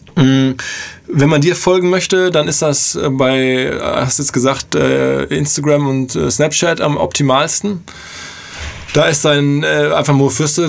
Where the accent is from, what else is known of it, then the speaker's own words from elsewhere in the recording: Hamburg, Germany; als, als ähm, Hamburger